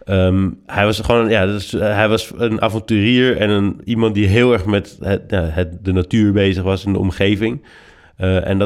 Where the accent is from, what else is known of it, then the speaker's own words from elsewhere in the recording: Oxford, South East England, United Kingdom; born there; Ik ben geboren in Oxford, hm. in Engeland.